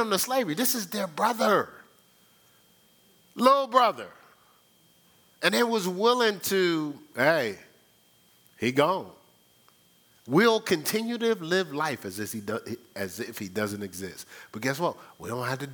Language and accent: English; Newark, New Jersey, United States; I'm from Brick City.